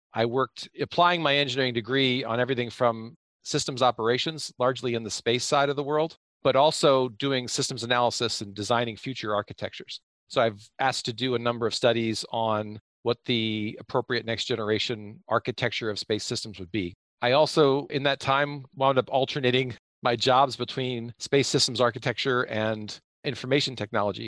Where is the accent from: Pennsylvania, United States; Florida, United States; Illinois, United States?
Pennsylvania, United States; I grew up in Pennsylvania